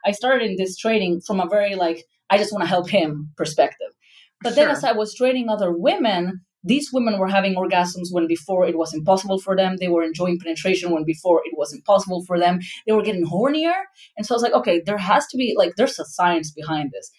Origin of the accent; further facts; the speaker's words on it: Argentina; moved away; I come from Argentina, a very Catholic family